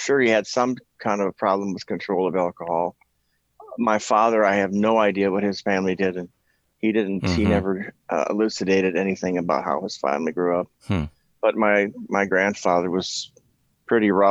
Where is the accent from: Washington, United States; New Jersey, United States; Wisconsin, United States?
Wisconsin, United States; Milwaukee; I grew up in Milwaukee, Wisconsin, the home of Schlitz, Pabst, Miller